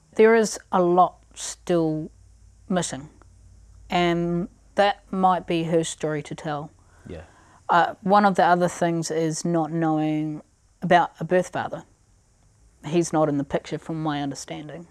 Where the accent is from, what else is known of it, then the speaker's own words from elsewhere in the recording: Christchurch, Canterbury, New Zealand; also born or lived in Pechory, Russia; growing up in Christchurch